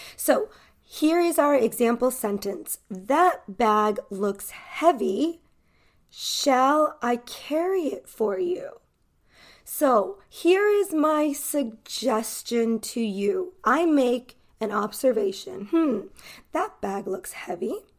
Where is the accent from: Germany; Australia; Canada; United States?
United States; California; accent: American accent from the Western hemisphere; I am an American English teacher from California